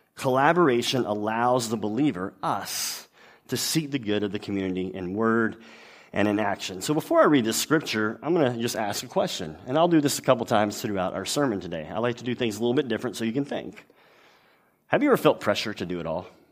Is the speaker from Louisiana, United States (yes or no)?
yes; Louisiana, United States; I'm from Louisiana, which is a, a much better place than the state next to it, Texas.